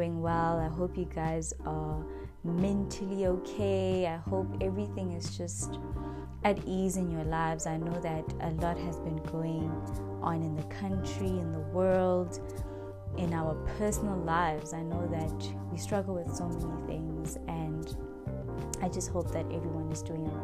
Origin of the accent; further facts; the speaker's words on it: Kempton Park, Gauteng, South Africa; I'm from Kempton Park